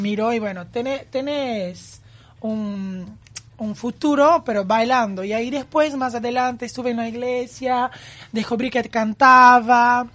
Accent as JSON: {"language": "Spanish", "town": "Campinas", "region": "São Paulo", "country": "Brazil", "tie": "born or raised there", "second_language": "Spanish", "moved": "as an adult", "lives_now": "Uruguay", "said": "Yo nací en Campinas, que es una ciudad de San Pablo, ah, y me vino a Uruguay en buscar un sueño"}